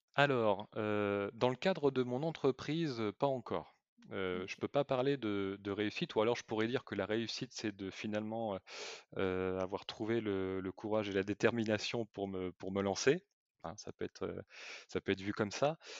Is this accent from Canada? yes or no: no; Bordeaux, Nouvelle-Aquitaine, France; also born or lived in Vendée; now in La Rochelle, France; je suis natif de, de Bordeaux